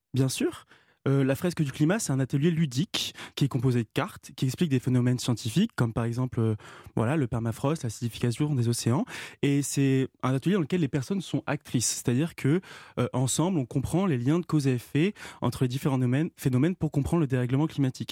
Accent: Rouen, Normandy, France; on était ensemble à Rouen au lycée Gustave Flaubert

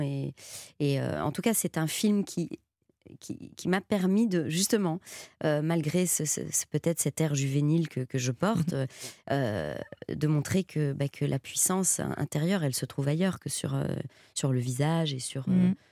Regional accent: Belgium; je viens de Belgique

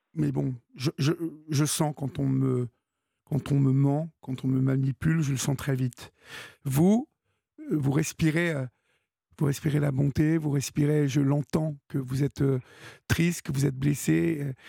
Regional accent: Évreux, Normandy, France; je suis d'Evreux

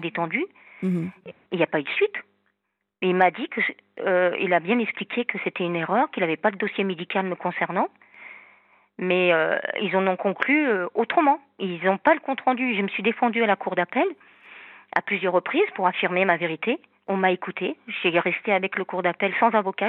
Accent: Normandy, France; moved away; also born or lived in south of France; Je suis normande

